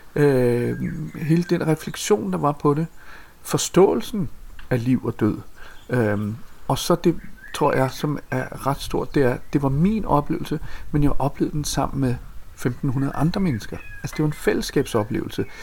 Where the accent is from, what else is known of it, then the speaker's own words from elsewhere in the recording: Copenhagen, Capital Region of Denmark, Denmark; Jeg kommer fra fra Amager, øh, et øh, ret øh, barsk kvarter, vi voksede op